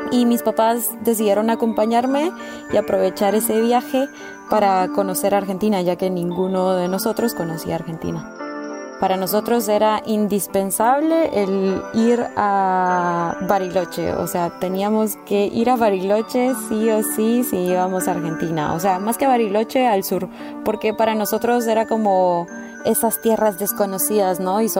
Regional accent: Guatemala; Hola, ¿qué tal? … soy de Guatemala y me gusta viajar y conocer

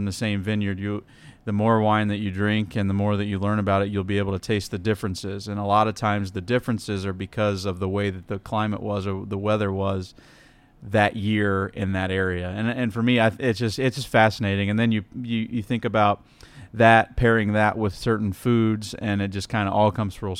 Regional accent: Indiana, United States; So growing up in Indiana

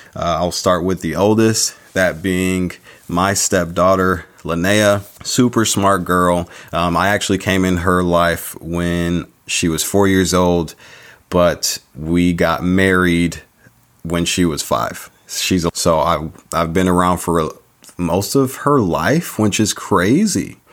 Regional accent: San Diego, California, United States; also born or lived in Chicago, Illinois; I was born in Chicago Chi Town, but raised out in San Diego

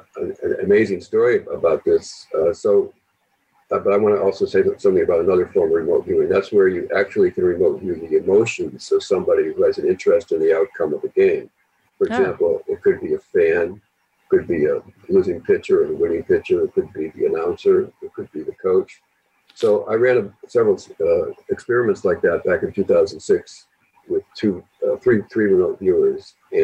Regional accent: Boston, Massachusetts, United States; I'm from Boston.

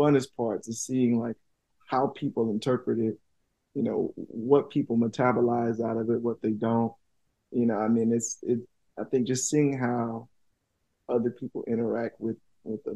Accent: Tuskegee, Alabama, United States; I'm from Tuskegee.

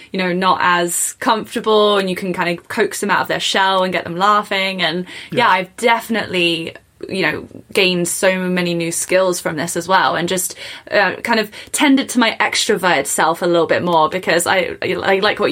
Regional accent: England, United Kingdom; moved away as an adult; now in Canada; I'm from England

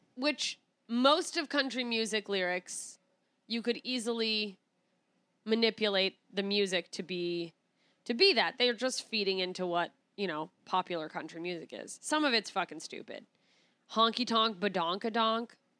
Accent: Alaska, United States; accent: Alaskan; moved away; my Alaskan accent

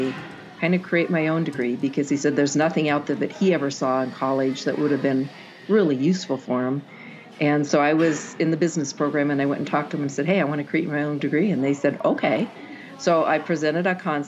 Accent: Kent, Washington, United States; moved away as an adult; also born or lived in Seattle / Everett; now in Kamehameha; spent most of my childhood down in Kent on Lake Meridian

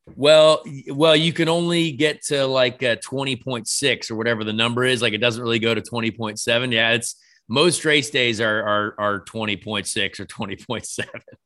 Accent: Ireland; I'm an Irish fella.

